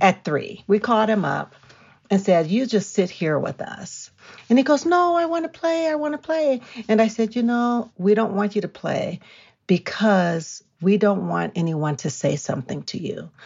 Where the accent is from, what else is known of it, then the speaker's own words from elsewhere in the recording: California, United States; now in Colorado, United States; I'm from California